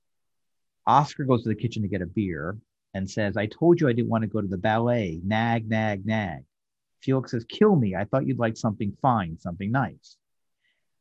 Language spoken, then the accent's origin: English; New York, United States; I grew up in New York, so I had the privilege of going to a lot of theater in the 70s